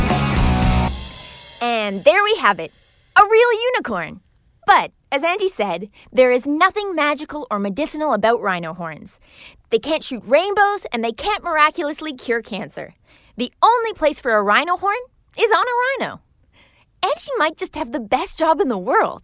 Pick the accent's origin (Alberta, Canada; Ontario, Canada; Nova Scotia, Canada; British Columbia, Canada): Ontario, Canada; Toronto; my hometown